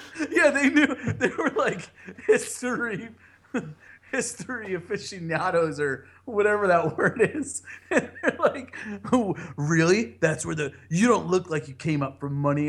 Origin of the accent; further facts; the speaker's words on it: New Jersey, United States; I'm from Jersey